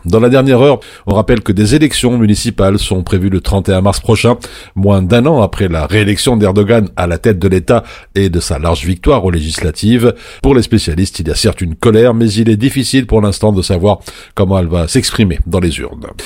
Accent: Belgium; chez nous en Belgique

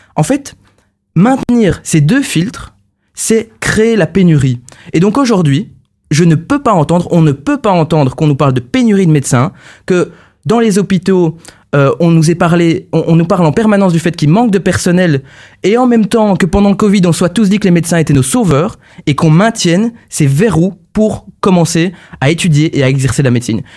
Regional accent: Charleroi, Wallonia, Belgium; now in Brussels, Belgium; je, suis, bruxellois aujourd'hui, mais je suis carolo à la base

